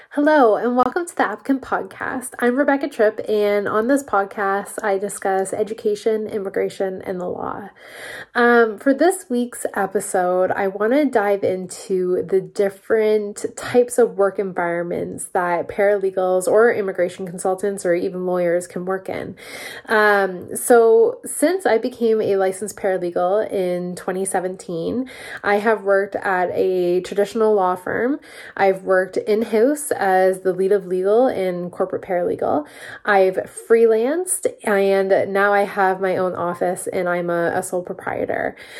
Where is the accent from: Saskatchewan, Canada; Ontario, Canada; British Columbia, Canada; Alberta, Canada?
Ontario, Canada; Peterborough; also born or lived in Toronto; I'm from Peterborough, Ontario, and the big city just really wasn't for me. I was coming back every single weekend